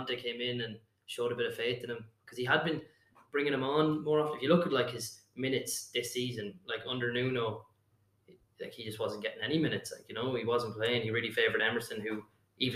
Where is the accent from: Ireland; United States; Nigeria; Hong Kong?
Ireland; as Irish fans, we